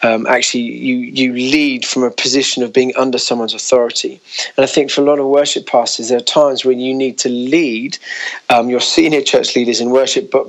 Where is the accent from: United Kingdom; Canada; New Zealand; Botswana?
United Kingdom; being a Brit